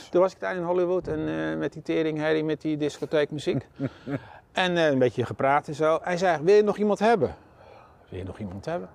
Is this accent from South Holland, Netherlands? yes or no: yes; Schiedam, South Holland, Netherlands; moved away as an adult; also born or lived in Eindhoven; Ik ben hier wel eh, geboren